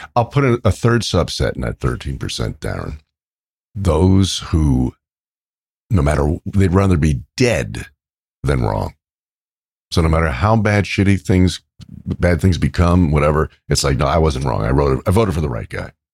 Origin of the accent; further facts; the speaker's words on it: New York, United States; where I grew up in New York with my Italian friends